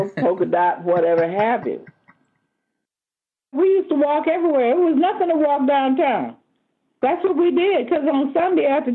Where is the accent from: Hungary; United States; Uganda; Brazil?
United States; Oakland, California; also born or lived in Sacramento, California; I grew up in West Oakland, and then we moved to Sacramento for a while, and then we eventually moved up here to 33rd